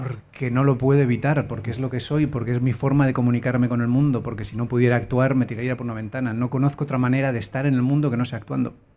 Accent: Spain; el coprotagonista, que soy yo, era español

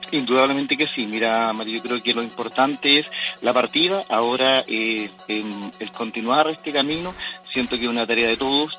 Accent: Chile; a lo largo y ancho de nuestro país

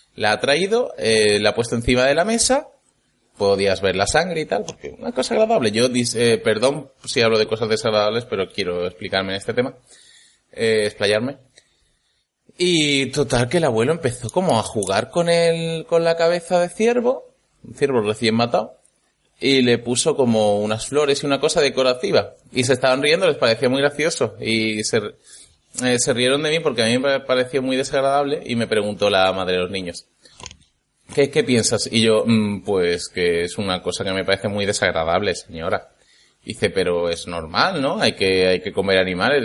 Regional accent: Andalusia, Spain; moved away as an adult; now in Germany; soy un chico que normalmente reside en Andalucía, pero que últimamente está viviendo en Alemania. Vamos, soy un andaluz en Alemania

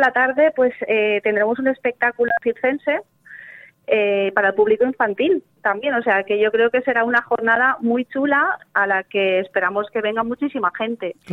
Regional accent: Chilches, Valencian Community, Spain; la escuela de, de mi pueblo, por ejemplo, que, que, no tenemos un pueblo del litoral, es Chilches

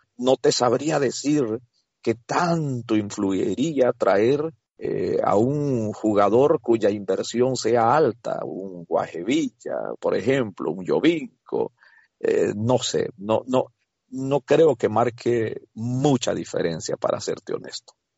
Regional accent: El Salvador; now in United States; en mi país, El Salvador

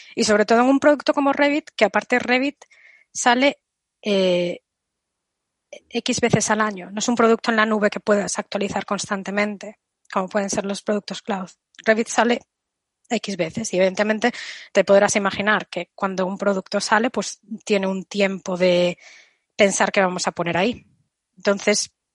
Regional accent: Galicia, Spain; Aquí voy a contestar como gallega

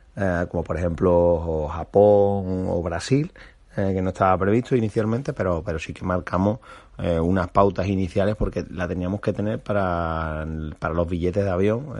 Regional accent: Cádiz, Andalusia, Spain; muy de mi tierra, de Gadi

